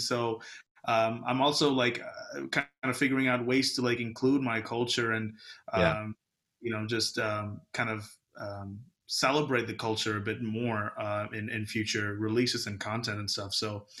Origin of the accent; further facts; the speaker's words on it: Kerala, India; Like my background is Indian, well, Malayali, like I'm from South India, from Kerala. I'm Catholic.